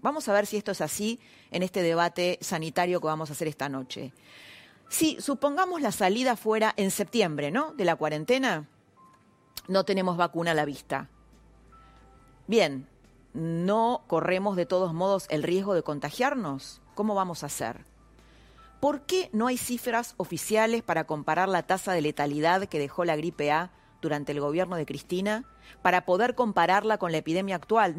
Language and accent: Spanish; Argentina